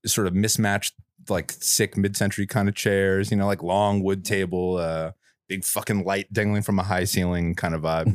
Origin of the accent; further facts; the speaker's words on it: New York, United States; moved away as an adult; now in San Francisco Bay Area, United States; I'm from New York, but I've lived in the Bay for you know, almost, almost a decade now